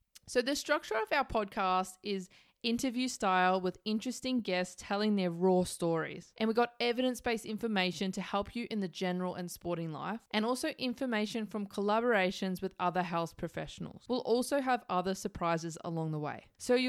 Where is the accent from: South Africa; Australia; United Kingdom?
Australia; also born or lived in New Zealand / Mauritius; I was born in New Zealand. I was raised between Australia and Mauritius. For those who don't know where Mauritius is, it's in the middle of nowhere in the Indian Ocean on the east of Africa.